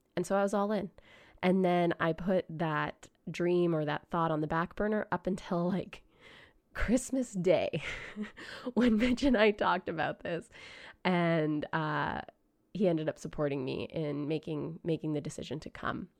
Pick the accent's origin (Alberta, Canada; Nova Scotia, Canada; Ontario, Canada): Alberta, Canada; Grande Prairie; I grew up in Grand Prairie, Alberta